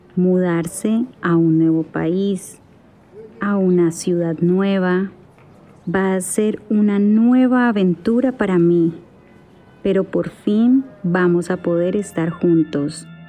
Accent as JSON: {"language": "Spanish", "country": "Colombia", "also_born_or_lived": "Toronto", "said": "soy de Colombia, pero ahora estoy en Toronto"}